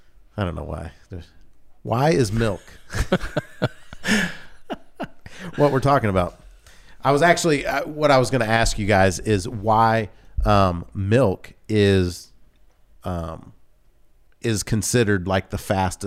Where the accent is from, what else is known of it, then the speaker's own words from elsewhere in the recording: the South, United States; I grew up in the South, and when we moved to, I don't remember if it was Georgia or in Louisiana, but there was a Mayfield Dairy Company.